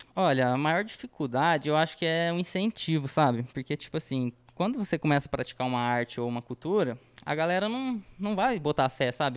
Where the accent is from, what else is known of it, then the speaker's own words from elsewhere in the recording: Batatais, São Paulo, Brazil; a gente é de Batatais